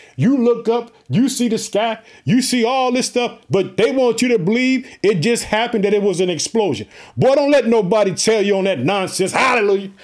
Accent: Illinois, United States; we are heard in the state of Illinois, which is my home state

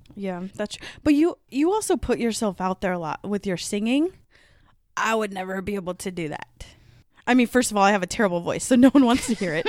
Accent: Midwest, United States; accent: Midwest; my Midwest accent

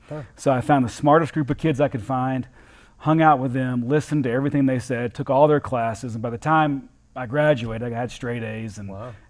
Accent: Southern United States, United States; as a Southerner, if it's not, you know, you're going straight to hell

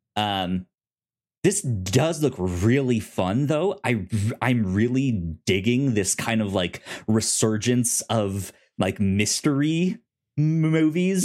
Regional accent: United States; me as an American

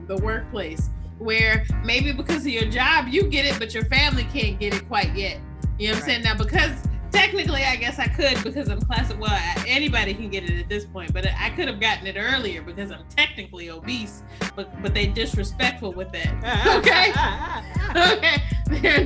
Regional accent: United States; we as Americans

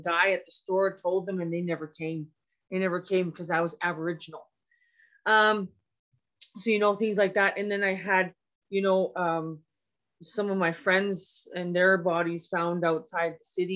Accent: Edmonton, Alberta, Canada; also born or lived in Fort McMurray; I was born and raised here in Treaty 6 here in so-called Edmonton.

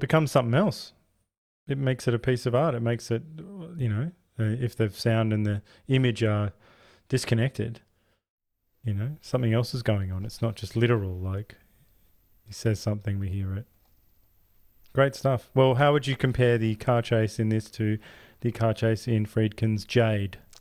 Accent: Australia; we're Australian, all we hear is Australian.

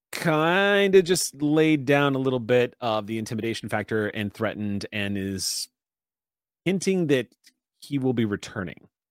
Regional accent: San Antonio, Texas, United States; moved away; I miss my hometown so much

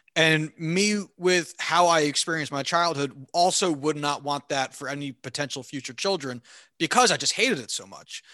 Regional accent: Clinton, New Jersey, United States; I hated growing up in Hunterdon County.

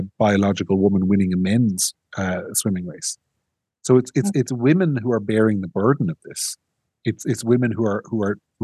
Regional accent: County Monaghan, Ireland; where I grew up in County Monaghan

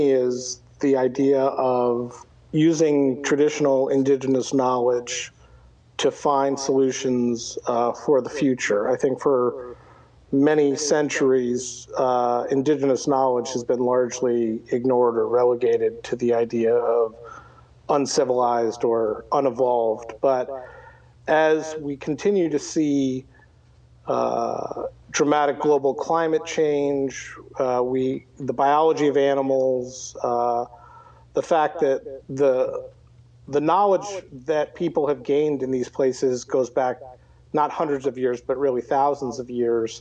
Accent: Anchorage, Alaska, United States; I grew up in Anchorage. I've lived here my whole life.

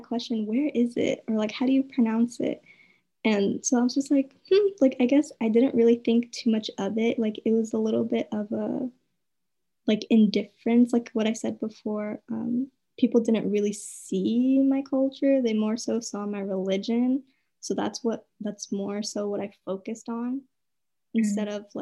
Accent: United States; I was born here.

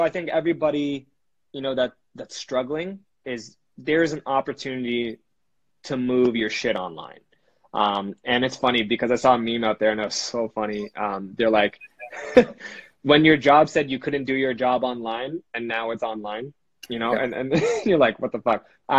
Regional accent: Canada; A lot of people, we're Canadian guys, we're helping as much as we can for each other, which is great about our country

